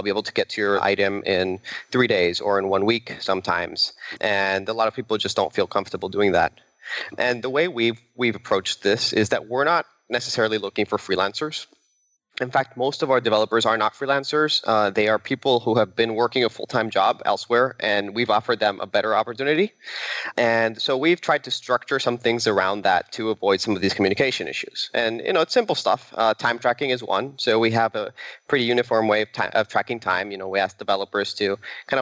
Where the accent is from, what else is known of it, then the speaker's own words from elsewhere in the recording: Venezuela; moved away; I'm originally from Venezuela